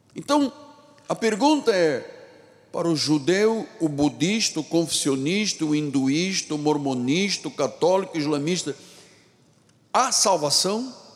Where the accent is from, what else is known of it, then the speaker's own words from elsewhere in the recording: Luanda, Luanda Province, Angola; moved away; Eu não nasci aqui, vocês sabem, eu nasci em África, em Angola, em Luanda